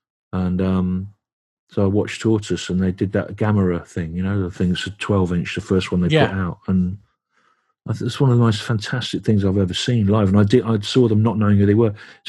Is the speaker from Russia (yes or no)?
no; England, United Kingdom; accent: Midlands; moved away; I've not lived in the Midlands for 33 years, you know. But I found my accent would get stronger and stronger the more time I spent there, as if I was reverting back to my actual real self